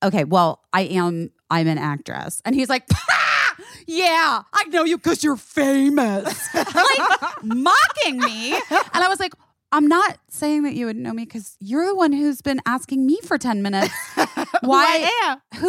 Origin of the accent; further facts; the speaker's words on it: Los Angeles, California, United States; I'm from Los Angeles